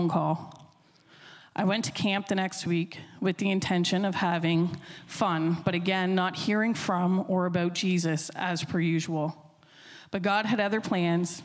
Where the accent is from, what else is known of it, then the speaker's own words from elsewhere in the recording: Millbrook, New Brunswick, Canada; I grew up in Millbrook, which is just outside of Sussex Corner on your way to Pulley Mountain